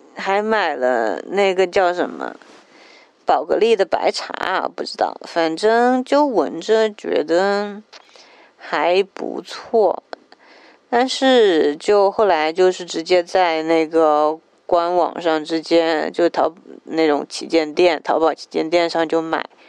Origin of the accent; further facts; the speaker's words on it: Jiangsu, China; 我是江苏人，也算是南方人，口味应该很清淡